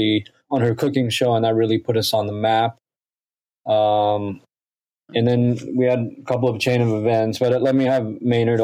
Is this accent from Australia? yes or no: yes; Australia; moved away; I grew up in Australia where chicken salt is a big phenomenon there